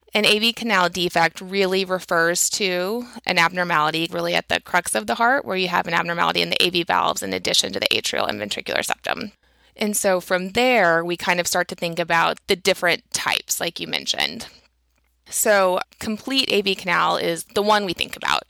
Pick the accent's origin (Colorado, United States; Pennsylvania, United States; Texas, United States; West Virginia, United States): Texas, United States; I grew up in Texas, um, in a small town.